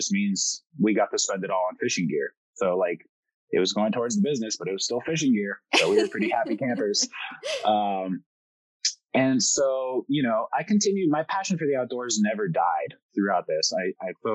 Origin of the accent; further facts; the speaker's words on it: Miami, Florida, United States; first language French; English is a second language; also born or lived in Paris, France; moved to Miami when I was 2 months old, was raised in a French household. French was my first language. Then I learned Spanish second growing up in Miami.